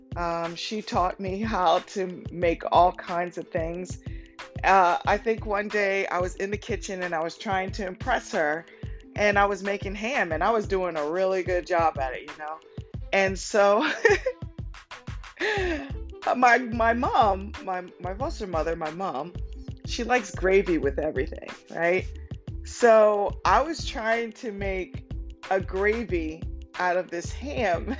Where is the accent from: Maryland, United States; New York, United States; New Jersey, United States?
Maryland, United States; Cambridge; also born or lived in Denton, Maryland; I grew up in Cambridge, Maryland